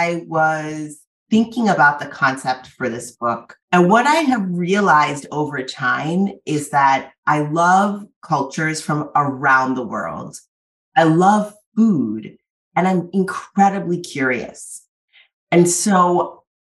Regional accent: Massachusetts, United States; also born or lived in Cambridge, Massachusetts / Trinidad and Tobago; when I was growing up in Massachusetts, I did grow up in this

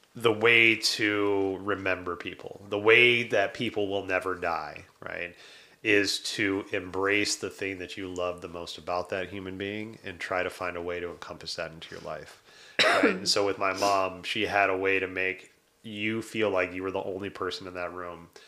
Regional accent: Detroit, Michigan, United States; So I was born in Detroit.

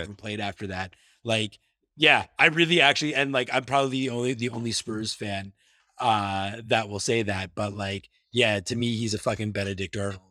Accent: Toronto, Ontario, Canada

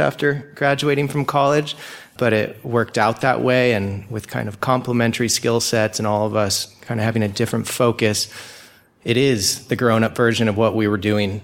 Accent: Laguna Beach, California, United States; I'm from Laguna Beach, California

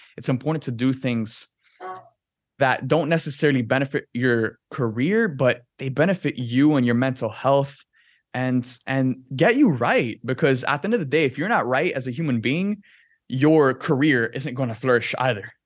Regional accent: Miami, Florida, United States; growing up in Miami, like, the ocean is a huge part of your life

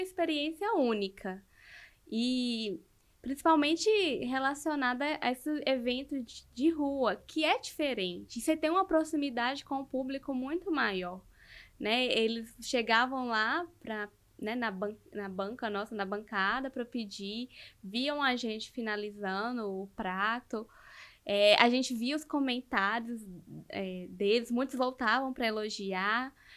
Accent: north of Minas Gerais, Brazil; accent: a bit like Bahian; now in Belo Horizonte, Brazil; eu sou do norte de Minas

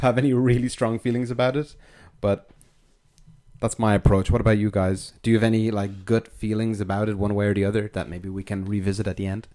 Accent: Ireland; now in France; I'm from Ireland

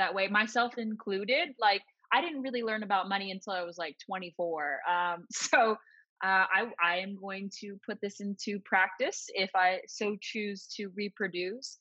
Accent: Los Angeles, California, United States; moved away; I'm originally from Los Angeles

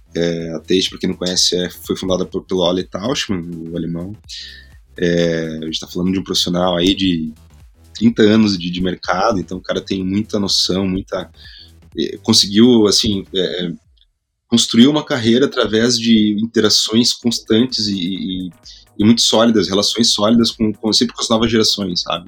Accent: Curitiba, Paraná, Brazil; also born or lived in Spain; sou de Curitiba, vou contextualizar um pouco, né? Nasci na, na, na periferia de Curitiba

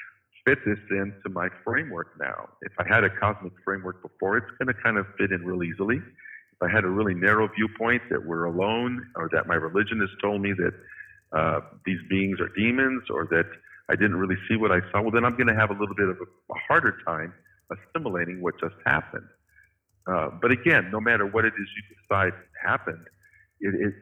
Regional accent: Midwest, United States; also born or lived in Fort Wayne, Indiana; when I grew up in the Midwest in the 60s and 70s

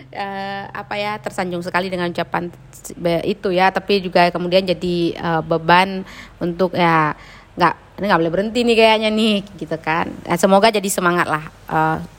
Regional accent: Aceh, Indonesia; Kebetulan aku di waktu kecil itu sempat merasakanlah beberapa kali kontak senjata

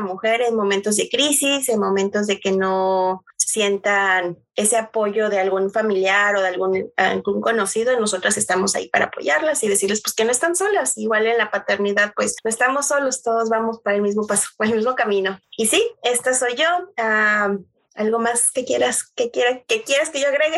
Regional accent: Tlaxcala, Mexico; moved away as an adult; also born or lived in Mexico City; mexicana, va nacida en la Ciudad de México, CDMX. Eh, pero viví toda mi infancia fue en el estado de Tlaxcala

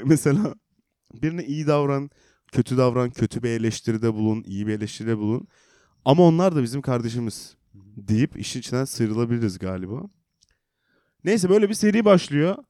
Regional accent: Black Sea Region, Turkey

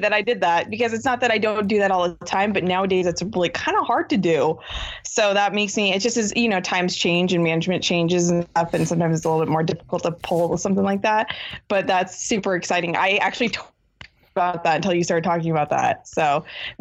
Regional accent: Washington, United States; I grew up in Washington State

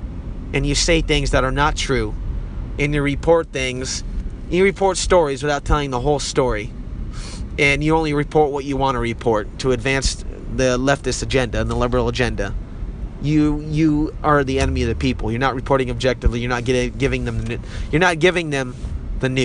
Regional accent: United States; as American people

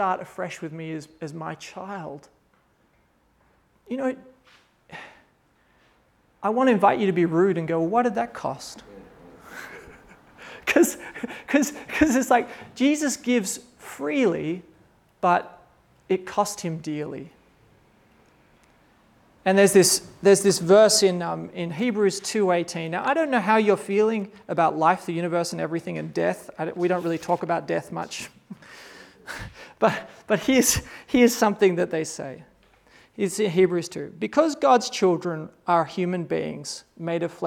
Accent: Australia; moved away as an adult; also born or lived in Kazakhstan; I'm an Australian

